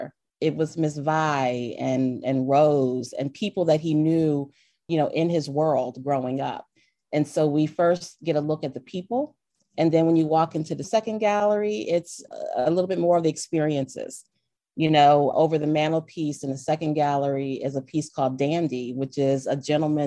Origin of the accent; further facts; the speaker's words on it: Delaware, United States; I grew up in Delaware, but my mother is from Alabama. My father was from Florida